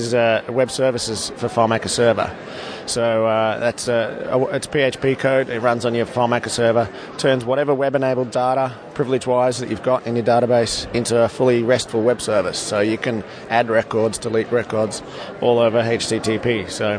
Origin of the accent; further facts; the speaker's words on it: Melbourne, Victoria, Australia; we're from Melbourne, Australia.